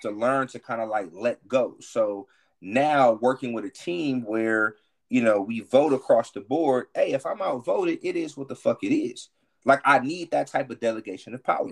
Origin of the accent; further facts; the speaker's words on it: Milwaukee, Wisconsin, United States; moved away as an adult; now in Houston, United States; I'm from Milwaukee, right? But I live in mm-hmm. Houston. I'm in my 17th year living in Houston